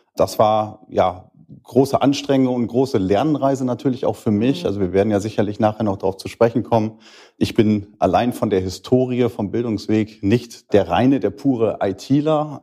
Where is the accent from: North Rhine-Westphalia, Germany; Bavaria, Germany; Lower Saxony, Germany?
Lower Saxony, Germany; Schüttorf; bin 38, komme aus Schüttorf